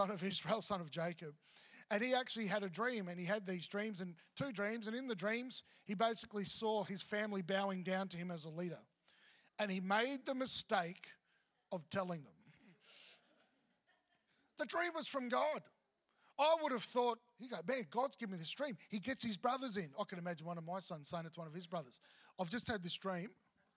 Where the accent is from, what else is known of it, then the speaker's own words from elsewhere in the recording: Melbourne, Victoria, Australia; moved away; also born or lived in Mackay / Brisbane; I'm from Melbourne.